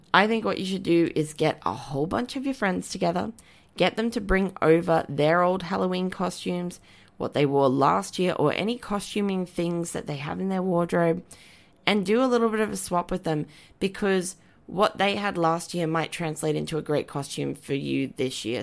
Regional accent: Brisbane, Queensland, Australia; I grew up in Wynnum Manly in, um, Queensland, which is like a suburb

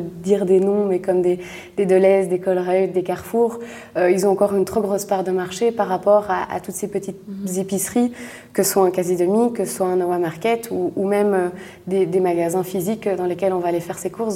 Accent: Brussels, Brussels-Capital Region, Belgium; je suis bruxelloise. J'ai toujours euh, grandi à Bruxelles, vécu à Bruxelles

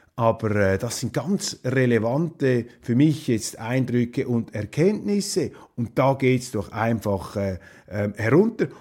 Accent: Switzerland; als Schweizer

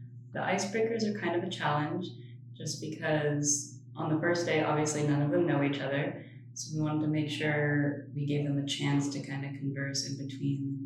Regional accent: Las Vegas, Nevada, United States; I'm from Las Vegas, Nevada

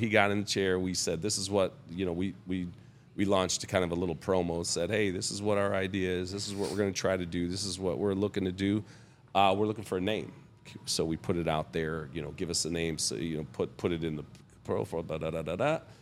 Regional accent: Bloomfield Hills, Michigan, United States; also born or lived in Oak Park, Michigan; I grew up in, uh, Oak Park, Michigan

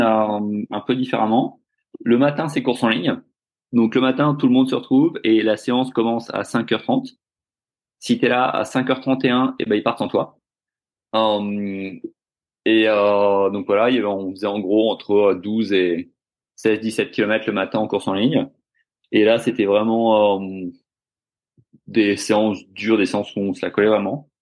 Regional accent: Finistère, Brittany, France; moved away as an adult; also born or lived in South Africa; now in Australia; je suis breton euh, du Finistère

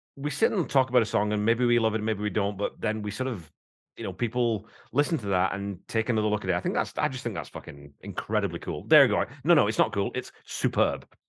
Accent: Wigan, North West England, United Kingdom; I'm from Wigan. I'm a fucking coal mining family from Wigan

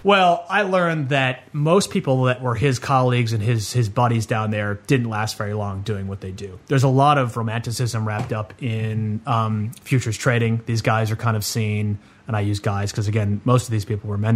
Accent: Chicago, Illinois, United States; now in Sydney, Australia; I'm I'm living in Sydney, I'm originally from Chicago

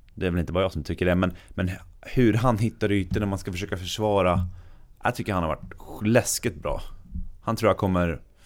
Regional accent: Sweden; som svensk man

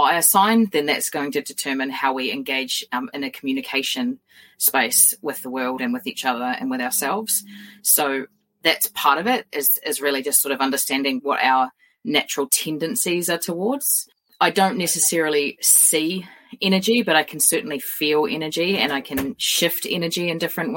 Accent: New Zealand; I'm a New Zealander

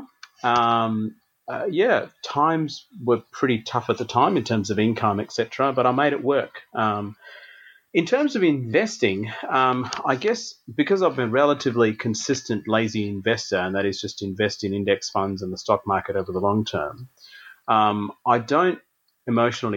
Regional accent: Adelaide, South Australia, Australia; moved away as an adult; also born or lived in Tasmania; I grew up in Adelaide

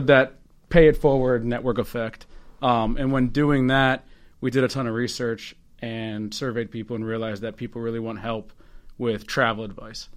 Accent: Northern Virginia, United States; now in Baltimore, United States; Originally from Northern Virginia

